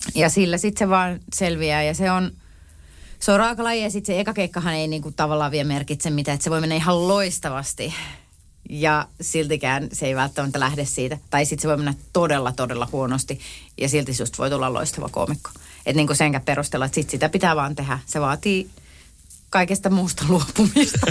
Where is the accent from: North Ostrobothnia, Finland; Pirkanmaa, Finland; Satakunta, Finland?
Pirkanmaa, Finland; Tampere; olen tamperelainen